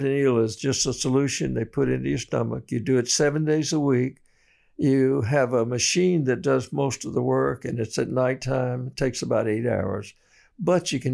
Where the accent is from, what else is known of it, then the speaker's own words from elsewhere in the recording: Sumter, South Carolina, United States; I'm from Sumter